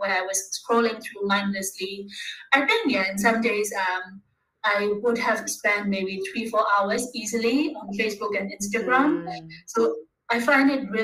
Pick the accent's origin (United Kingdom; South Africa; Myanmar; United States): Myanmar; also born or lived in Bangkok, Thailand; now in Thailand; I'm from Myanmar, but currently I'm based in Thailand